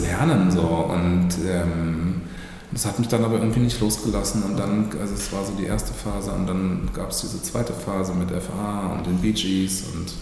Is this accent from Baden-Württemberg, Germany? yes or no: yes; Freiburg, Baden-Württemberg, Germany; moved away as an adult; ich bin ja aufgewachsen in Freiburg